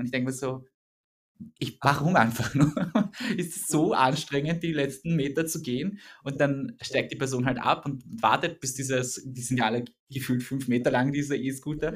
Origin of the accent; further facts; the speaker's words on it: Vienna, Austria; wir sind ja beide aus Wien